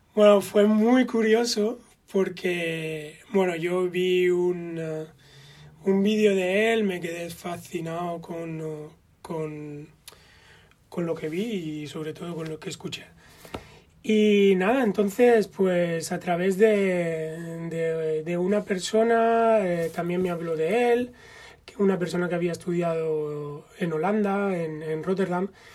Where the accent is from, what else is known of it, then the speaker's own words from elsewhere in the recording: Spain; moved away as an adult; also born or lived in Amsterdam, Netherlands; cómo somos los españoles